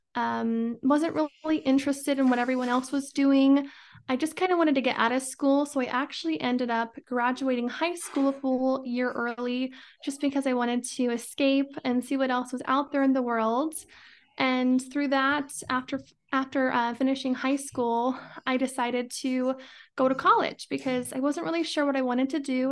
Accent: Idaho, United States; I'm from Idaho, born and raised

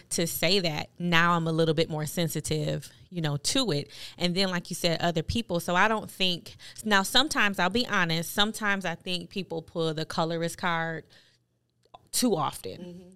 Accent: Buffalo, New York, United States; as a kid, um, growing up in Buffalo, New York, I went to a Catholic school

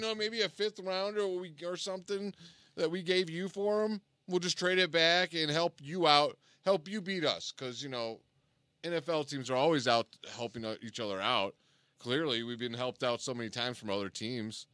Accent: Cleveland, Ohio, United States; we're from Cleveland

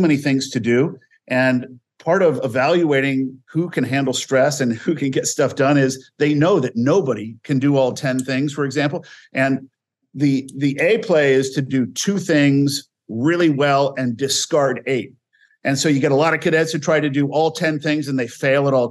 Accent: Northern California, United States; I grew up in Northern California, was part of a very conservative family

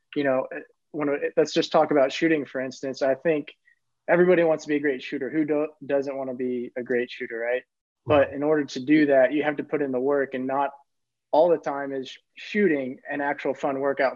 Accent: Bloomington, Indiana, United States; moved away as an adult; now in Germany; growing up in Bloomington, I knew the tradition that was there

